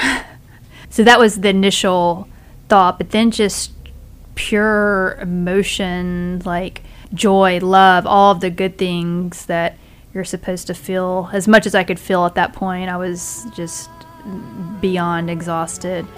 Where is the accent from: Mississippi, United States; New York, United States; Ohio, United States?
Mississippi, United States; Senatobia; moved away as an adult; also born or lived in Europe; now in Atlanta, United States; I am from Mississippi, um, a small town called Senatobia